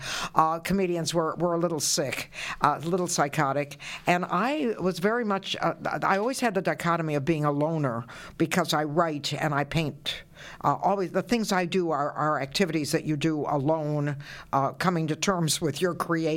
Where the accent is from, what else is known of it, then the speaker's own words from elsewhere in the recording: United States; I'm from the States